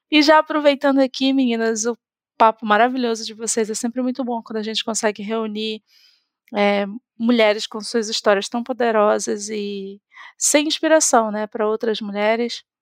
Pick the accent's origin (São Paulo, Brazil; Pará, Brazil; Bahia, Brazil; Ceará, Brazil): Pará, Brazil; Belém; now in Florianópolis, Brazil; eu vim de Belém do Pará para Florianópolis e e lá, gente, o contexto de tecnologia é completamente diferente de tudo que, enfim, a gente vê aqui nesse eixo sul-sudeste.